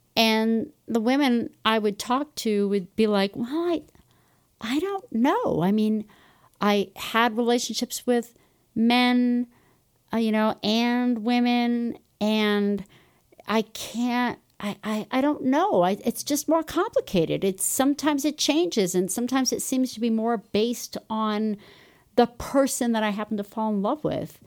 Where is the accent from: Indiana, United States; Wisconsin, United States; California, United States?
California, United States; Los Angeles; moved away as an adult; also born or lived in Chicago / Ithaca, New York; now in Utah, United States; I grew up in Los Angeles